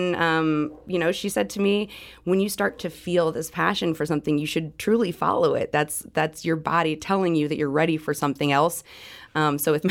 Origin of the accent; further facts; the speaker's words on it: St. Louis, Missouri, United States; born and raised in St. Louis, I choose to live here.